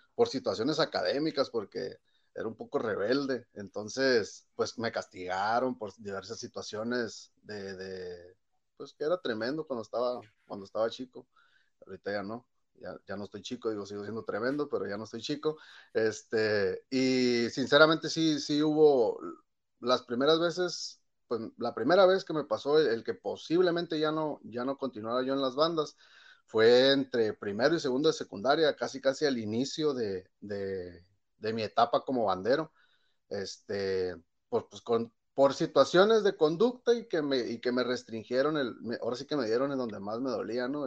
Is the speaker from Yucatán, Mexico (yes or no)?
no; Ensenada, Baja California, Mexico; yo soy nacido aquí en Ensenada, California, y aquí aprendí a tocar desde, pues desde la secundaria